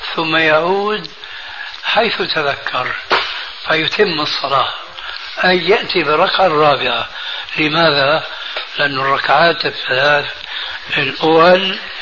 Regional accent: Syria; عندنا في سوريا

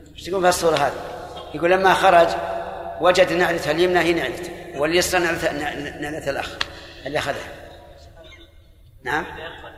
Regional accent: Saudi Arabia; عندنا في السعودية

